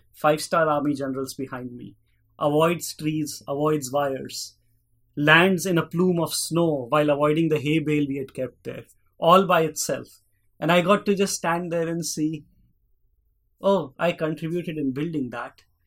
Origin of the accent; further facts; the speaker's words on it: Delhi, India; moved away as an adult; now in Pittsburgh, United States; I grew up in India, in Delhi